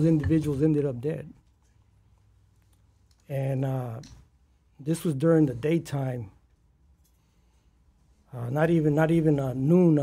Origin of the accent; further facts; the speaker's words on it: Los Angeles, California, United States; I grew up in South Central LA, right there, by the LA Coliseum, USC, in that specific area